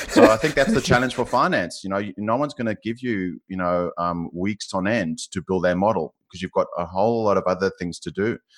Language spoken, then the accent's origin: English; South Africa; accent: South African; now in Australia; you can probably tell from my accent, I'm South African, um, living in Australia